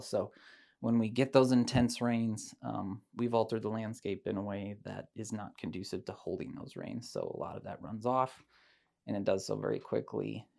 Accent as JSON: {"language": "English", "town": "Decorah", "region": "Iowa", "country": "United States", "tie": "born or raised there", "also_born_or_lived": "South Dakota", "moved": "as an adult", "said": "I grew up in Decorah"}